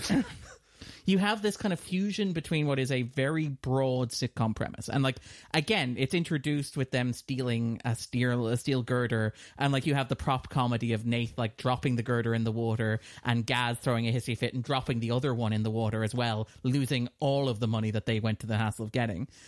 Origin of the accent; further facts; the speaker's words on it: Ireland; we're a smaller nation